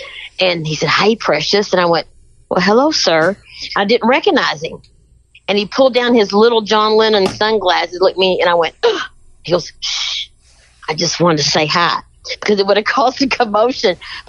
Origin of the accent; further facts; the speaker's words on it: Kentucky, United States; I'm from Kentucky, honey.